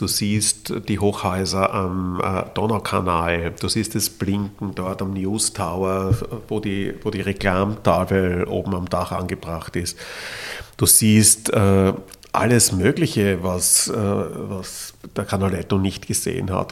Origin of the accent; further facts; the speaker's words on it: Vienna, Austria; als Wiener